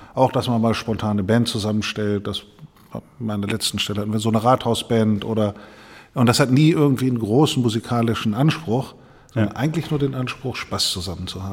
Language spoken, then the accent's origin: German; Mehle, Lower Saxony, Germany; now in Bremen, Germany; in der äh, Feuerwehrkapelle der, äh, der Freiwilligen Feuerwehr Mehle kleinen Ort, wo ich herkomme